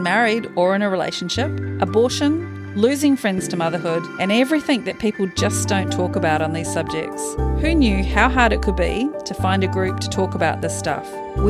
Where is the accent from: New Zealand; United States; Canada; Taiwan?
New Zealand; now in Australia; Actually, I'm a Kiwi.